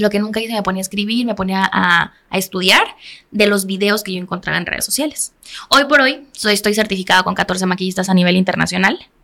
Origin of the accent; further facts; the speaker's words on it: Cuernavaca, Morelos, Mexico; Cuernavaca, que es de donde soy originaria